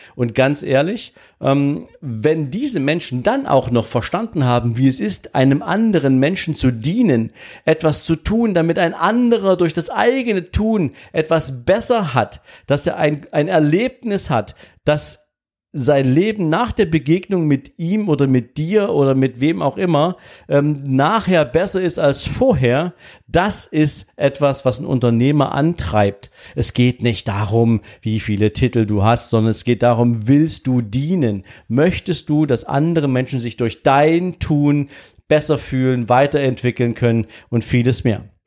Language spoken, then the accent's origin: German; East Germany, Germany; ich wollte nicht ausreisen aus diesem Land, was ja meine Heimat war